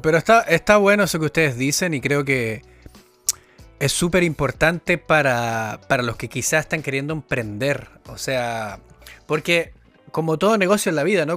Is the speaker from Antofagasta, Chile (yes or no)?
yes; Antofagasta, Chile; moved away as an adult; also born or lived in London; En Antofagasta, que es de donde vengo yo